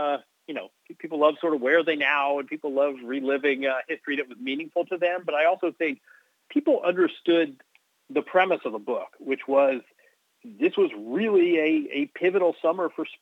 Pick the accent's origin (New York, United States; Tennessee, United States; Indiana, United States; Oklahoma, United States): Indiana, United States; Bloomington; I was 13 years old in 84, and the Olympic trials for basketball were held in my hometown of Bloomington, Indiana.